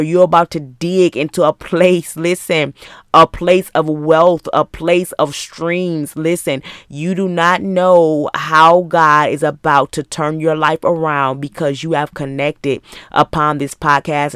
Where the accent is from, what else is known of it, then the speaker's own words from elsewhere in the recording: Muskegon, Michigan, United States; moved away as an adult; now in Georgia, United States; I was born and raised in Muskegon, Michigan